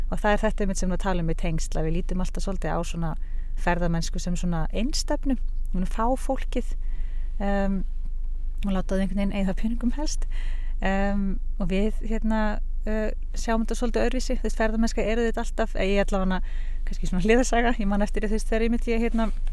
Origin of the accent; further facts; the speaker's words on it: Suðureyri, Westfjords, Iceland; also born or lived in Reykjavík; now in Ísafjörður, Iceland; er frá söðureyri, ólst upp þar